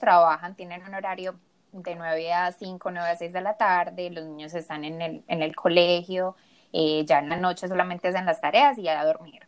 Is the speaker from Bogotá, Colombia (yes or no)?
no; Medellín, Antioquia, Colombia; moved away as an adult; also born or lived in South Korea; now in Michigan, United States; soy de Medellín, orgullosamente colombiana